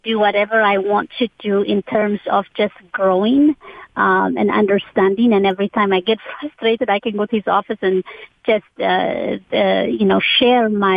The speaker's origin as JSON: {"language": "English", "town": "Asmara", "country": "Eritrea", "tie": "born or raised there", "also_born_or_lived": "Amsterdam, Netherlands / San Francisco, United States", "moved": "as an adult", "lives_now": "United States", "said": "I was born and raised in Asmara, Eritrea, northeast Africa."}